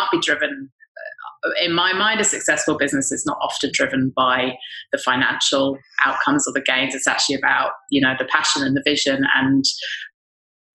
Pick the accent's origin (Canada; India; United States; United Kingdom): United Kingdom; England; now in Australia; I'm English